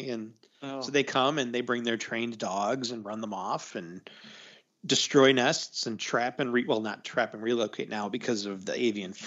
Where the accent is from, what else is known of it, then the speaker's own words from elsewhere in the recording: Chicago, Illinois, United States; I'm from Chicago